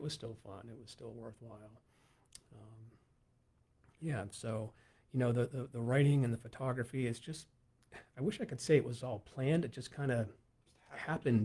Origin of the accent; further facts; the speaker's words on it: Western Pennsylvania, United States; we're from Western PA, and we owned a tavern out there